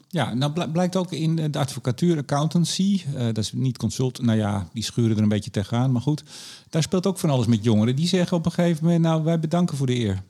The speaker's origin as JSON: {"language": "Dutch", "town": "Amsterdam", "region": "North Holland", "country": "Netherlands", "said": "ik ben een Amsterdammer"}